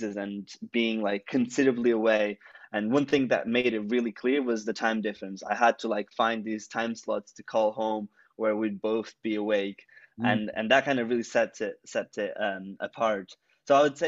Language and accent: English; Portugal; moved away as an adult; also born or lived in United Kingdom / Iowa, United States; now in London, United Kingdom; I was born in Portugal, the little country by Spain